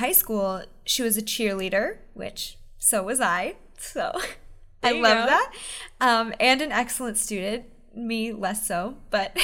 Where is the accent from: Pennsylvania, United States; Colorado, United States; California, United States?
Pennsylvania, United States; I grew up in Pennsylvania